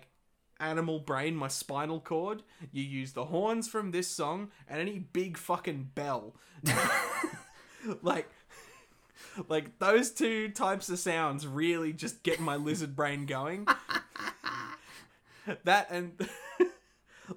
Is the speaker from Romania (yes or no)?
no; Australia; I'm an Australian